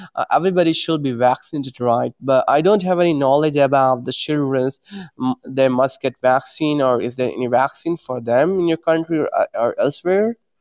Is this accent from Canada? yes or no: no; India; I'm from India